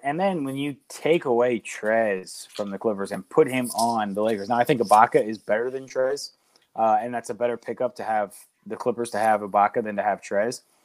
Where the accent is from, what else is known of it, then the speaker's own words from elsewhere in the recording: Pittsburgh, Pennsylvania, United States; growing up in Pittsburgh